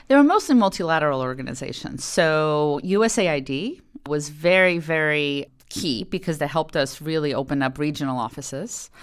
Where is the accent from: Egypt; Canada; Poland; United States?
Poland; moved away; I grew up in Poland. And I spoke Polish.